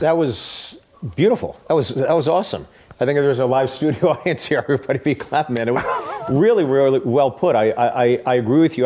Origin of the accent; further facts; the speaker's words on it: Pittsburgh, Pennsylvania, United States; I'm from Pittsburgh.